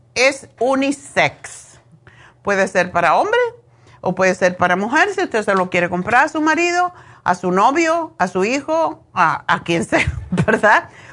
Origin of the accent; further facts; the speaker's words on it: Cuba; moved away as an adult; also born or lived in Madrid, Spain; now in Los Angeles, United States; Lo primero que estudié cuando salí de Cuba en Madrid fue esteticien